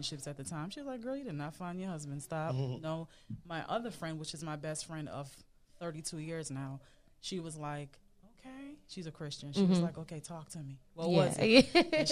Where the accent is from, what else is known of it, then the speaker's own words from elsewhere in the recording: Jamaica; moved away; also born or lived in Bronx, New York, United States; I grew up in Jamaica, moved and lived in the Bronx.